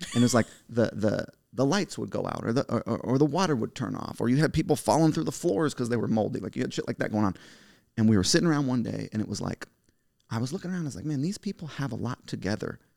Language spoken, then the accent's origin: English; United States; I'm the American dream. My parents came here as immigrants.